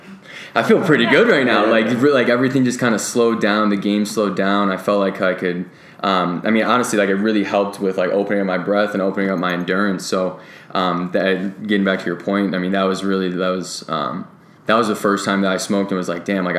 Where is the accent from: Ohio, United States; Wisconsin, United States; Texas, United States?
Ohio, United States; Cleveland; moved away; I'm actually originally from Cleveland, Ohio